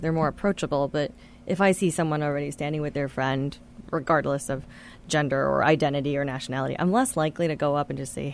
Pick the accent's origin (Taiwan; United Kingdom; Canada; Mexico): Taiwan; now in United States; I spent 9 years growing up in Taiwan during very formative times